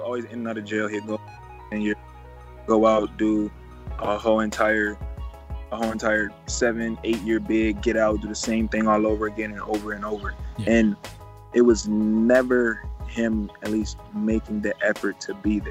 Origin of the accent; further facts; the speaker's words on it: Cleveland, Ohio, United States; I'm from Cleveland, Ohio. I come from one of the most dangerous places to live in the United States.